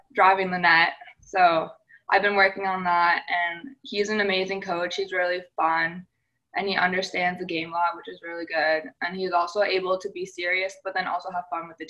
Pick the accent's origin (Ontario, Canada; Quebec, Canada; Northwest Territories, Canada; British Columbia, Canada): Ontario, Canada; Oakville; born or raised there